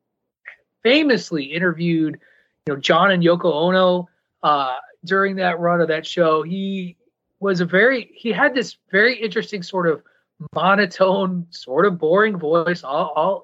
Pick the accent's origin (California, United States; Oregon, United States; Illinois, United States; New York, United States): Illinois, United States; I grew up in Illinois